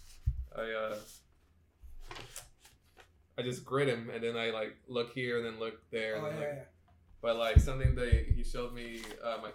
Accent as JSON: {"language": "English", "town": "Orange", "region": "California", "country": "United States", "tie": "born or raised there", "lives_now": "Anaheim, United States", "said": "I started out in, I guess, in the city of Orange."}